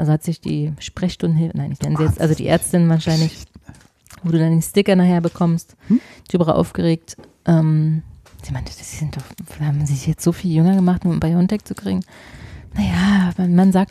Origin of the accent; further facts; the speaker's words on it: Austria; Ich, ja, übrigens, ich bin Österreicher, ne?